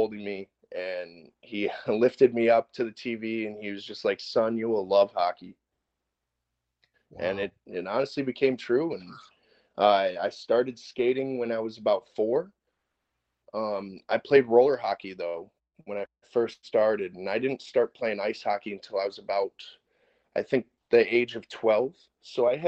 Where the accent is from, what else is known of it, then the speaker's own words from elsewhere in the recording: Madison Heights, Michigan, United States; I'm from Madison Heights, Michigan.